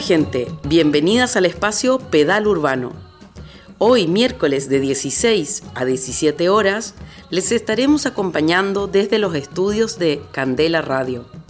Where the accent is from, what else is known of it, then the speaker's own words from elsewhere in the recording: Chile; now in Basque Country, Spain; chilena de nacimiento, euskalduna de adopción.